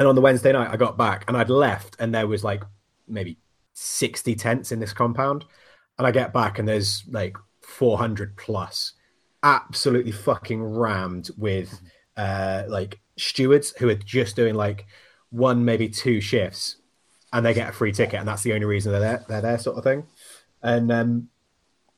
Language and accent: English; England, United Kingdom; I'm English